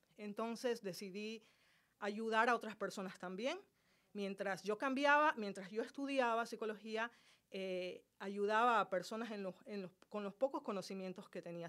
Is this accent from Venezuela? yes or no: no; Santa Cruz de la Sierra, Santa Cruz, Bolivia; Yo soy boliviana, nací en la ciudad de Santa Cruz, Bolivia